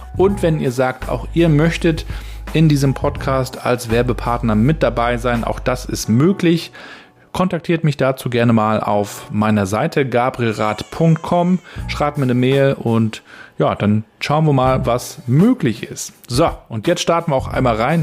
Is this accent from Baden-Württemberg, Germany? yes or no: no; Rostock, Mecklenburg-Vorpommern, Germany; den hatten wir im Intershop gekauft in Rostock-Warnemünde